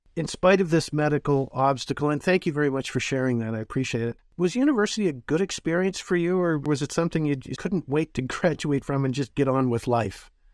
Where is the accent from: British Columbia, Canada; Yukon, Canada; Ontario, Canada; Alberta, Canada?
Ontario, Canada; Northern; I'm from Northern Ontario as well